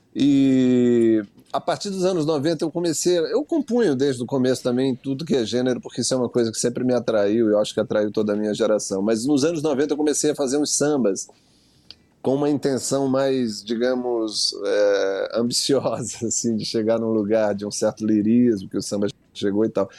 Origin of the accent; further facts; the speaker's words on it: Maranhão, Brazil; Sou do Maranhão, ouvi música popular de rua, né?